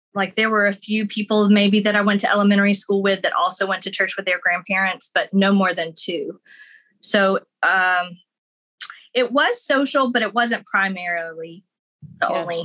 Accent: Florida, United States; So even though I was in Florida, which people think, like a vacation state, like we're just miles from Alabama and Georgia, you know, Literally.

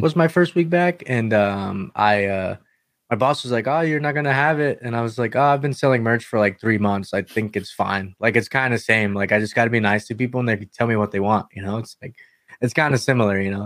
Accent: North Carolina, United States; I'm from North Carolina

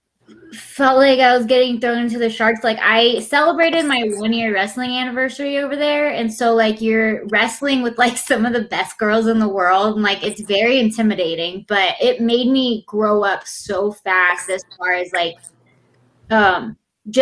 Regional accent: Texas, United States; I'm from Texas

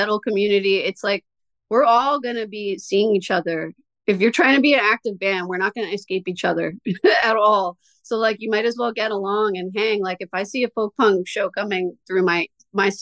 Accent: Lancaster, Pennsylvania, United States; We're from Lancaster.

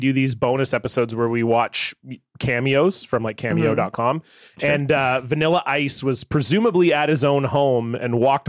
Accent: Canada; Actually kind of fits the mode of being Canadian

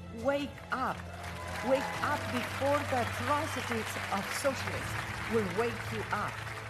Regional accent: Romania; moved away; I am a survivor of the atrocities of socialism. I grew up under socialists in Romania.

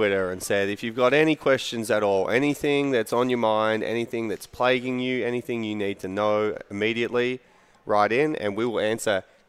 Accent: Perth, Western Australia, Australia; now in Kentucky, United States

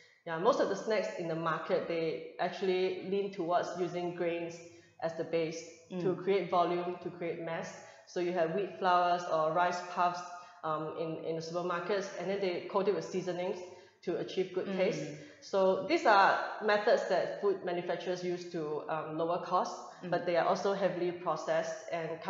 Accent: Hong Kong; moved away; also born or lived in Singapore; I grew up in Hong Kong. Originally, and then I did my studies in Singapore as well

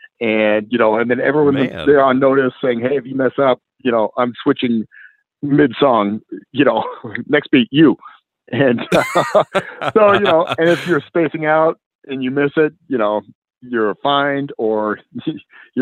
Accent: Indiana, United States; grew up in Indiana

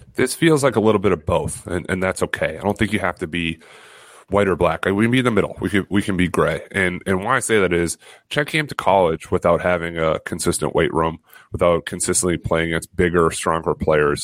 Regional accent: Massachusetts, United States; I feel really one with my home state

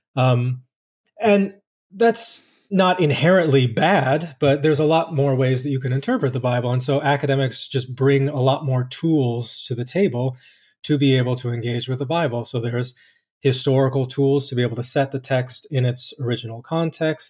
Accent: Colorado Springs, Colorado, United States; I did most of my growing up in Colorado Springs, Colorado

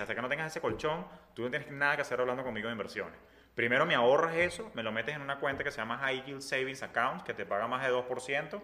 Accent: Venezuela; moved away as an adult; now in Miami, United States; nosotros como venezolanos venimos acostumbrados donde todo era fácil en nuestro país

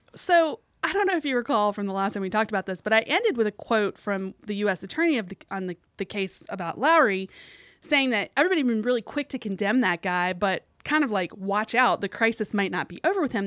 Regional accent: West Virginia, United States; my home state

